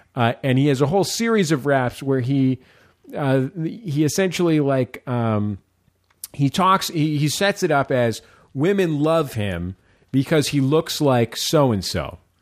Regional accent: San Francisco, California, United States; now in Los Angeles, United States; when I was growing up in San Francisco

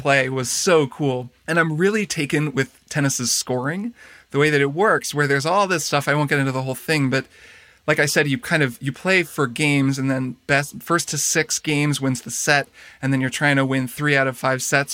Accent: Indiana, United States; moved away; my hometown as well in Indiana, where we both grew up

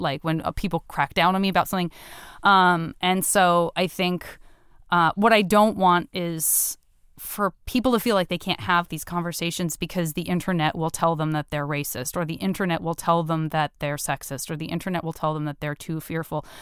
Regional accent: Tucson, Arizona, United States; I'm from Tucson

